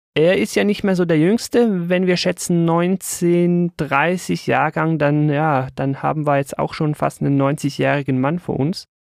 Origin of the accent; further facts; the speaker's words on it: Switzerland; bei uns in der Schweiz